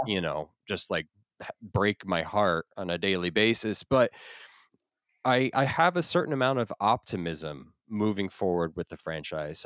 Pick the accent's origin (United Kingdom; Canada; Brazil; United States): United States; Florida; I grew up in Florida